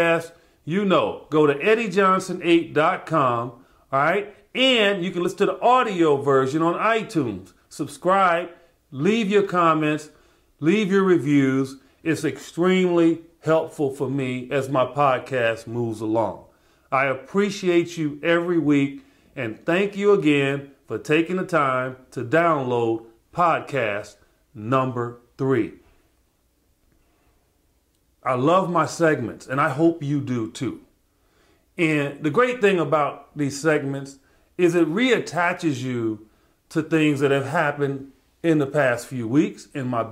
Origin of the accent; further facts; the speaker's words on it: Chicago, Illinois, United States; my hometown, Chicago